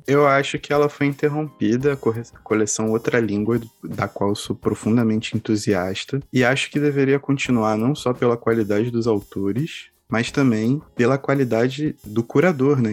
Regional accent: Campinas, São Paulo, Brazil; quando eu era pequeno, eu morava em Campinas

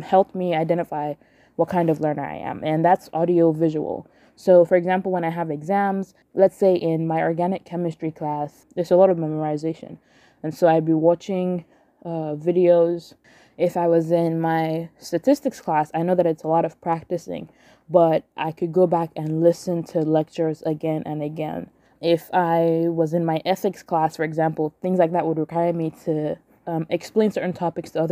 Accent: Nigeria; moved away; Growing up in Nigeria

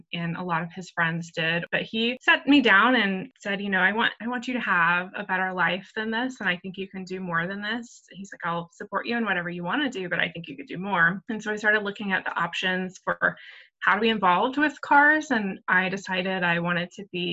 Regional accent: Nebraska, United States; I grew up in Nebraska

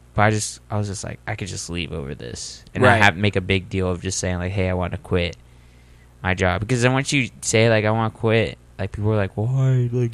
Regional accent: United States; I was born here in America.

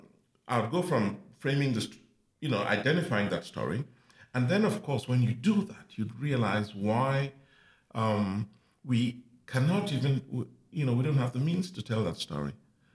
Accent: Cameroon; moved away as an adult; also born or lived in Kenya; now in Washington, United States; I'm Cameroonian. I'm from Cameroon, and I live in the United States right now in Washington.

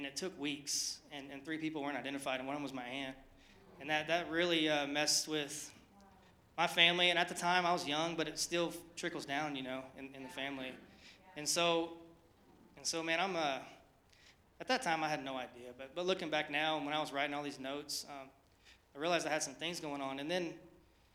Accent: Oklahoma City, Oklahoma, United States; moved away; I'm from Oklahoma, born and raised. I'm an Okie, not from Muskogee, from Oklahoma City.

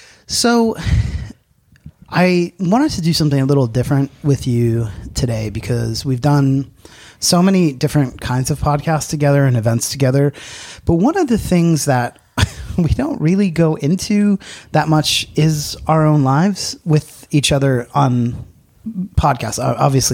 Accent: Pennsylvania, United States; near where I grew up in Pennsylvania

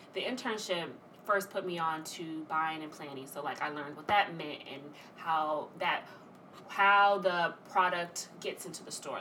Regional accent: Atlanta, Georgia, United States; moved away as an adult; also born or lived in Washington, D.C.; now in New York, United States; born and raised in Atlanta

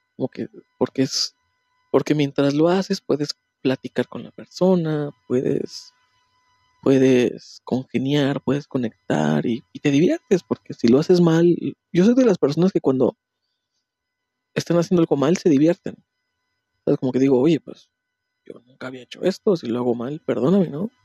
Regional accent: Puebla, Mexico; moved away; de donde yo soy, en Puebla

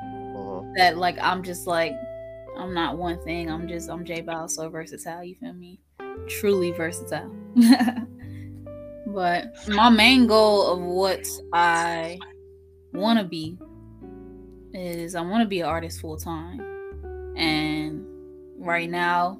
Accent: Durham, North Carolina, United States; also born or lived in Fayetteville, North Carolina; I am from Fayetteville, North Carolina. I was raised in the Bull City, Durham, North Carolina.

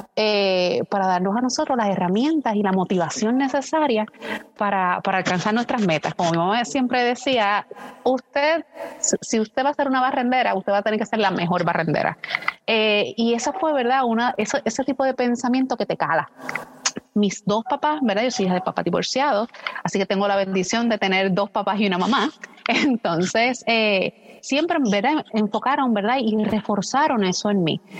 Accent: western Puerto Rico, Puerto Rico; yo soy el oeste de, Puerto Rico

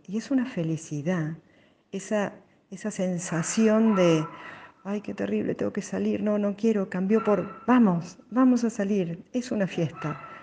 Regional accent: Buenos Aires, Argentina; nací en Capital Federal

